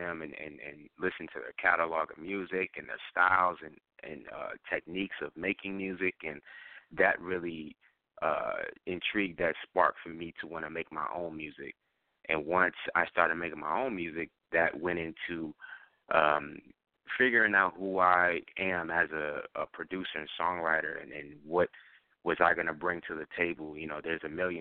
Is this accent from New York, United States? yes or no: yes; New York, United States; I'm from New York, Queens